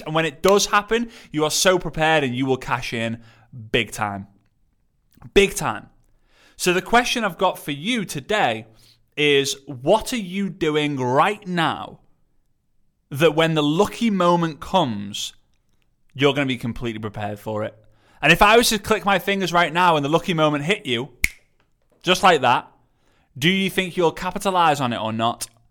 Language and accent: English; England, United Kingdom; I'm I'm English